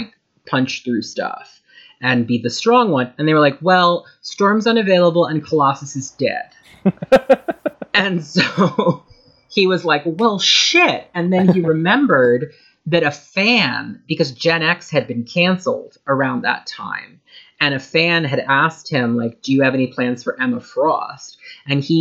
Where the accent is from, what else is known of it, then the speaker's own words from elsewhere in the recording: Ireland; I am Irish